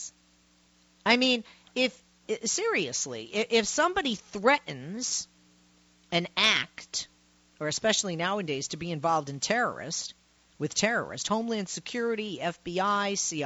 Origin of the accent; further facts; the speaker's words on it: Massachusetts, United States; my home state of Mass